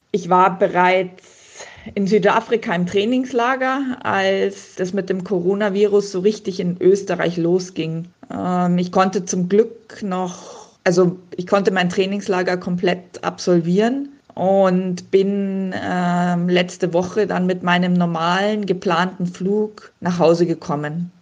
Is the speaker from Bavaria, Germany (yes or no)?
yes; Munich, Bavaria, Germany; moved away as an adult; now in Mondsee, Austria; ich bin ja in München geboren und aufgewachsen